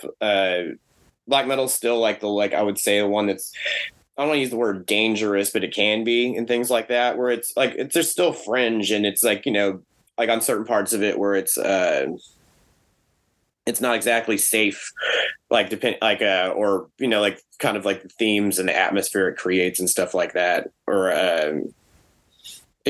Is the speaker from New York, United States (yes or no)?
no; Texas, United States; us being from Texas